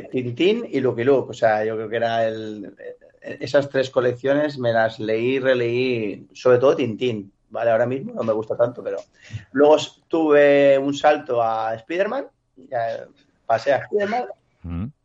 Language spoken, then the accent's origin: Spanish; Valencian Community, Spain; un domingo, como valenciano, en la paella, eh, mi padre sacó el tema